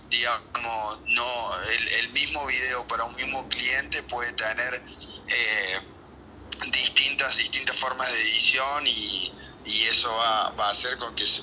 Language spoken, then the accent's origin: Spanish; Córdoba, Argentina; Yo soy zona sur de Córdoba, capital, y Ampla es zona norte